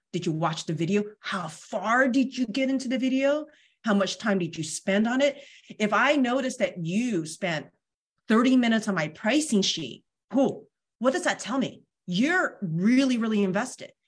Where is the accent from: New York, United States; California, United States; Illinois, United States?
California, United States; Bay Area; now in Sacramento, United States; I grew up in the Bay Area